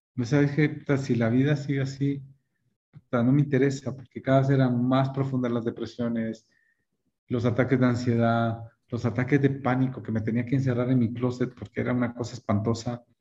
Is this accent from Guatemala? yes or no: yes; Guatemala; moved away as an adult; also born or lived in Michigan, United States; regresar a Guatemala